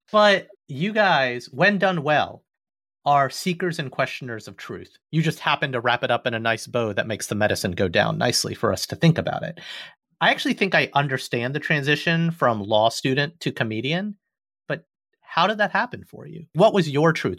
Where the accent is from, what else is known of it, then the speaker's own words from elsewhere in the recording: Alabama, United States; I'm an Indian kid, born and raised in Alabama and the suburbs